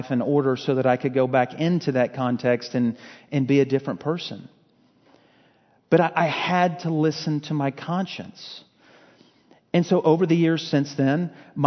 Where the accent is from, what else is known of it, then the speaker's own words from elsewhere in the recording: Fort Worth, Texas, United States; also born or lived in Lufkin, Texas; I was from Fort Worth, got involved with this church there